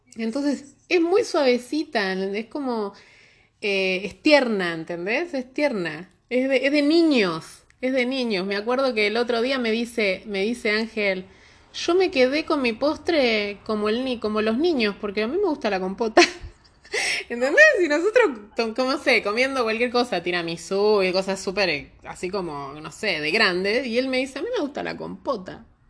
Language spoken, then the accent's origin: Spanish; Argentina; now in Santiago, Chile; nosotros los argentinos